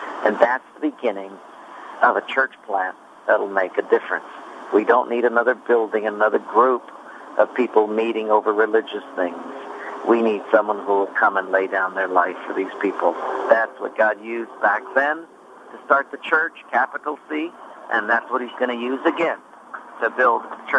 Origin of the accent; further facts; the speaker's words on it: Hawaii, United States; also born or lived in Oregon / Japan; Actually, I'm from Hawaii, so this is my roots here, and I trained in Oregon, lived in Japan, different mission fields, because my father was in the Army, so we traveled a great deal, but I came back home to Hawaii in 1984.